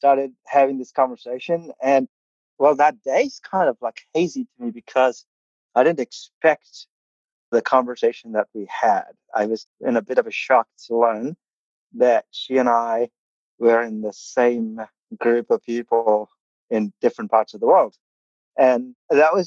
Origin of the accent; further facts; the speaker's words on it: Kerala, India; first language Malayalam; English is a second language; moved away as an adult; also born or lived in Oklahoma, United States; now in Bartlesville, United States; I come from India. I grew up in India, southern India